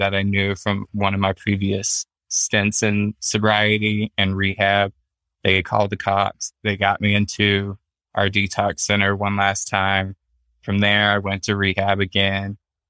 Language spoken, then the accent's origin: English; the South, United States; Well, I grew up in the South, so that automatically put a target on anybody back.